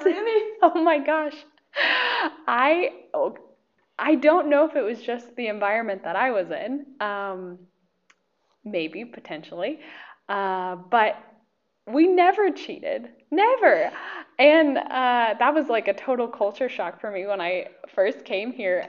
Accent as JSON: {"language": "English", "town": "Medford", "region": "Oregon", "country": "United States", "tie": "born or raised there", "moved": "as an adult", "lives_now": "Slovakia", "said": "I'm from uh, Oregon. Medford, Oregon is my hometown"}